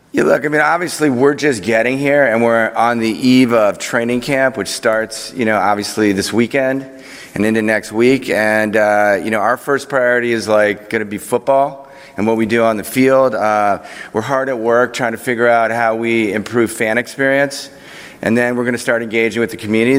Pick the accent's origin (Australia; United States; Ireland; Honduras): United States; Chevy Chase, Maryland; also born or lived in Washington, D.C.; as a youth growing up in Washington